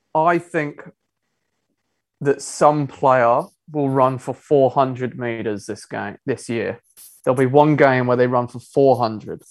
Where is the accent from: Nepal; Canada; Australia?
Australia; Sydney, New South Wales; also born or lived in England; Yes, I'm originally from England, but I've grown up on the northern beaches.